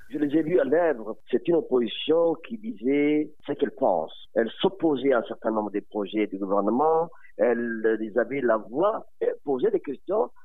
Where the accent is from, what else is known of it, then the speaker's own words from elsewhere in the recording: Djibouti; chez nous à Djibouti